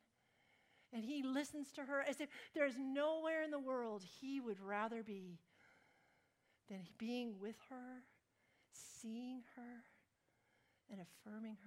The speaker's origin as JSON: {"language": "English", "country": "United States", "said": "Because I'm American and because I have all these degrees"}